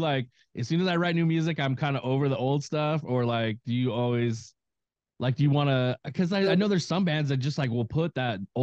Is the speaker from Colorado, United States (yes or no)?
no; Naperville, Illinois, United States; I grew up in like Naperville